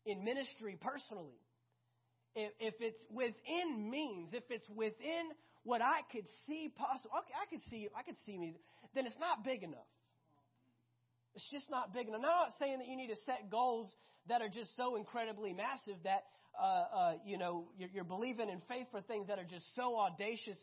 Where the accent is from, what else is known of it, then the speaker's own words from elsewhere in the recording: Fort Worth, Texas, United States; I grew up 10 minutes south of downtown Fort Worth.